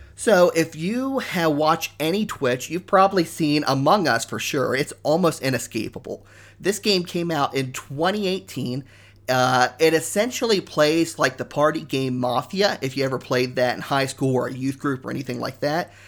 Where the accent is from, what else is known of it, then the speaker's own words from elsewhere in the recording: Ohio, United States; moved away as an adult; now in Canada; I grew up in Ohio. I moved to Canada about three and a half years ago